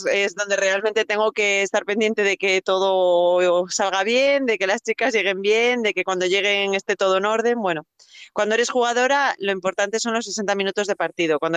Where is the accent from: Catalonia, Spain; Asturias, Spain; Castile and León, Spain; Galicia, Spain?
Asturias, Spain; Gijón; moved away as an adult; mi último año en Gijón